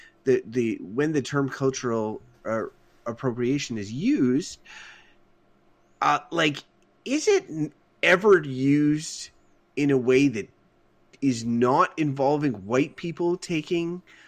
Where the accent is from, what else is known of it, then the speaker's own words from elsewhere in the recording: Canada; as a Canadian